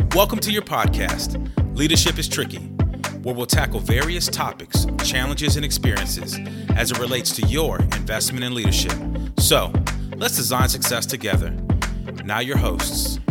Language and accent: English; San Antonio, Texas, United States; moved away; San Antonio is my hometown